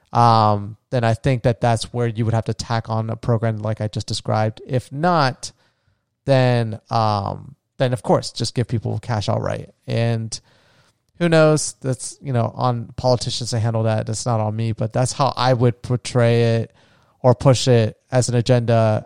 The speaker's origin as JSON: {"language": "English", "region": "Florida", "country": "United States", "tie": "born or raised there", "said": "my home state of Florida"}